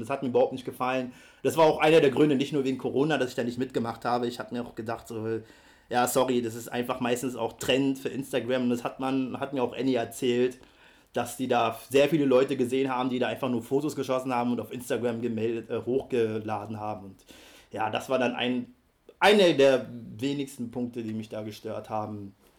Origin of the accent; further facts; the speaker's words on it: Berlin, Germany; Ich bin ja in Berlin aufgewachsen und ich komme aus dem Jahre 88